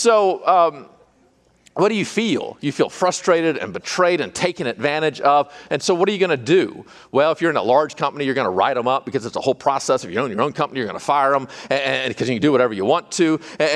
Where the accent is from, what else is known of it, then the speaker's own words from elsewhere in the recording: California, United States; I don't know anything. I'm from California.